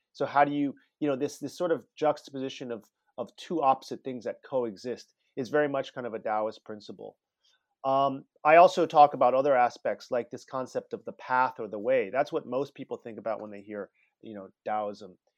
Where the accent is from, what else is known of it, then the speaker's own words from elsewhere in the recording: Palo Alto, California, United States; moved away as an adult; also born or lived in China; I grew up in Palo Alto all, you know, for my whole childhood